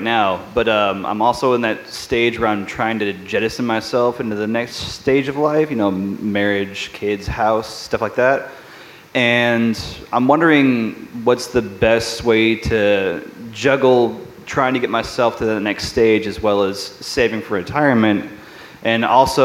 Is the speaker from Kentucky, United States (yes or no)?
yes; Louisville, Kentucky, United States; I'm born and raised in Louisville